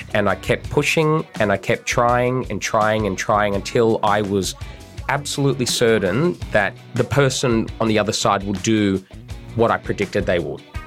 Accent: Bankstown, New South Wales, Australia; I'm a political operative. I'm from Bankstown

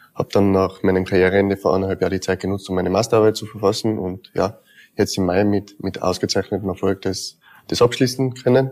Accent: Tyrol, Austria; Zweites Zuhause bin ja eigentlich aus Tirol.

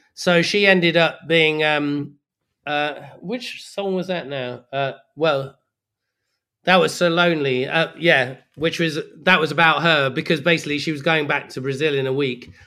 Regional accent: Leicester, East Midlands, United Kingdom; moved away; also born or lived in Brixton, London; as far as I was concerned, I'm from Leicester

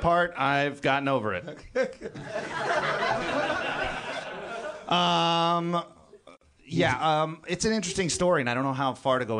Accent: Lodi, California, United States; born or raised there; also born or lived in Kenya

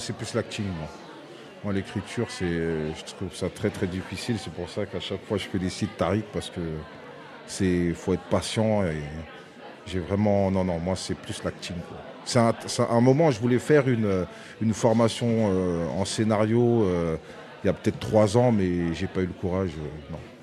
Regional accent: Aulnay-sous-Bois, Île-de-France, France; où j'ai où j'ai grandi, euh, où on a grandi à Aulnay

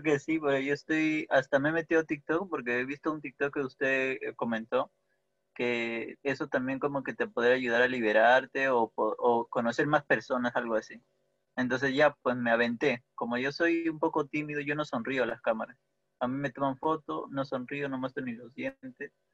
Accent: Peru; soy de Perú.

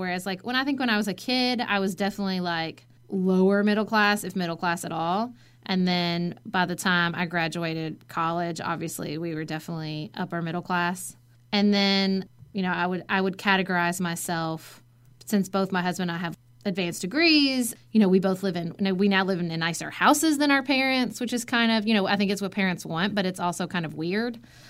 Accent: Western Kentucky, United States; I grew up in Western Kentucky, obviously.

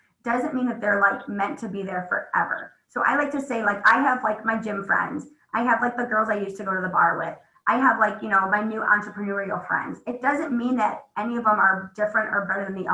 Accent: Midwest, United States; I'm from the Midwest.

